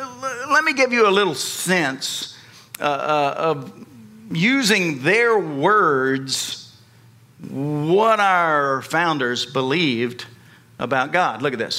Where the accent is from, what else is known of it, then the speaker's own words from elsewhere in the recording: United States; foremost followers of Jesus Christ, kingdom citizens. But we are also citizens of America.